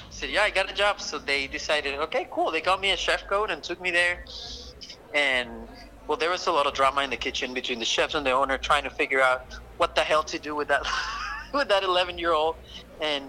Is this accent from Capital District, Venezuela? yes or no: yes; Caracas, Capital District, Venezuela; my hometown, Caracas